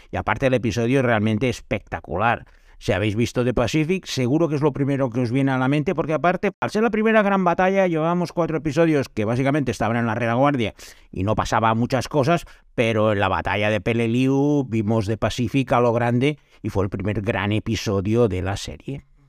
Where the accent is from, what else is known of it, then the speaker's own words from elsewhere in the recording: Calella, Catalonia, Spain; ser el alcalde de mi pueblo, Calella, que tiene apenas 20.000